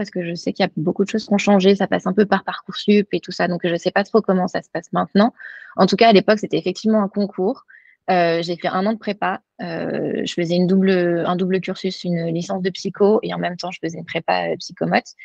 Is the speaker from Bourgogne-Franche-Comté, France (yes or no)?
no; Drôme, Auvergne-Rhône-Alpes, France; moved away as an adult; now in Boston, United States; De la région euh, dromoise, donc au sud de Lyon.